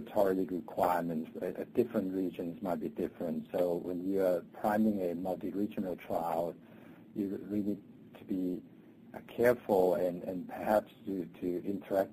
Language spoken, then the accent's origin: English; Hong Kong; moved away as an adult; also born or lived in China / Minnesota, United States; now in United States; I was born in China and grew up in Hong Kong